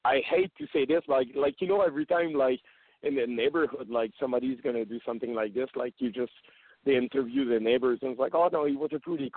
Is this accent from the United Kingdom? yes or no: no; Canada; English is a second language; we're from Canada